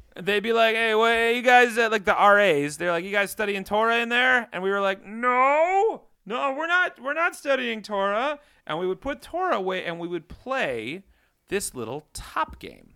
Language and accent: English; Iowa, United States; I had a very different childhood growing up in the Midwest